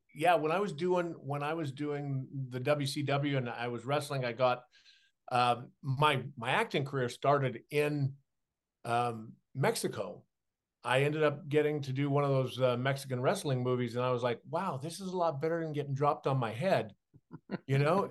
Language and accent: English; Saskatchewan, Canada; moved away; as a kid growing up in Saskatchewan with dyslexia